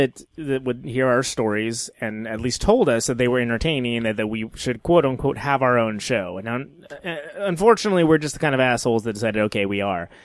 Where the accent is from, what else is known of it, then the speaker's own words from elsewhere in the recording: Modesto, California, United States; I'm from I'm from Stanislaus, so it's one county over. I'm Central Valley, Modesto.